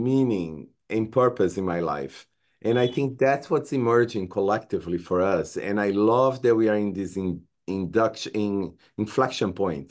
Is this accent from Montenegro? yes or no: no; Brazil; English is a second language; moved away as an adult; now in United States; I'm an immigrant from Brazil. When I came to the United States, I had no English